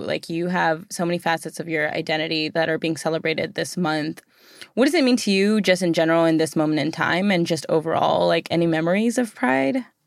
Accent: United States; being born here

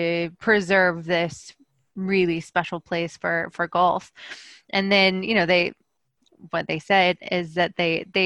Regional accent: Tennessee, United States; I was born in Tennessee

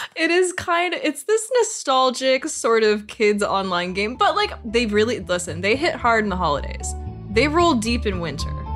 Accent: Canada; now in Los Angeles, United States; as a Canadian

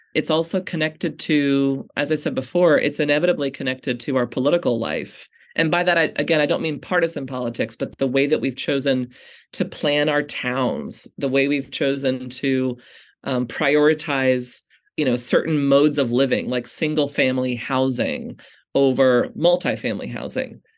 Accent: United States; American Christians

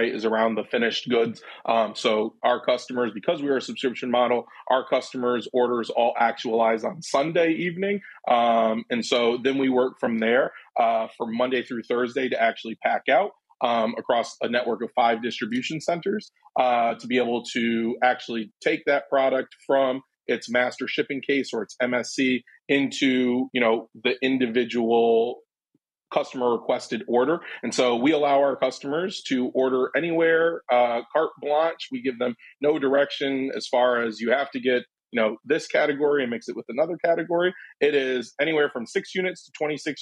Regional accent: Ann Arbor, Michigan, United States; now in Chicago, United States; I'm originally from Ann Arbor, Michigan

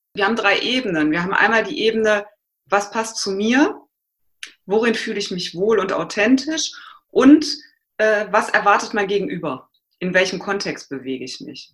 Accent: Aachen, North Rhine-Westphalia, Germany; moved away; Ich komme ursprünglich aus Aachen

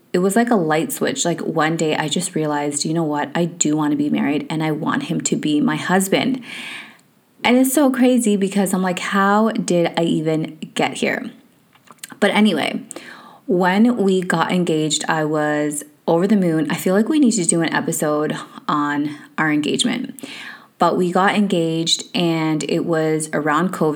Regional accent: Canada; moved away as an adult; also born or lived in United Kingdom; we grew up in Canada

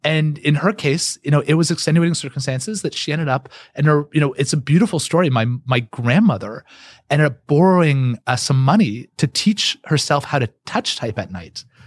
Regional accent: Canada; I'm Canadian

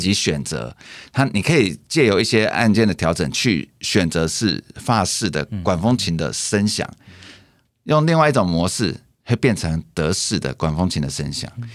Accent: Taiwan; 我们台湾人

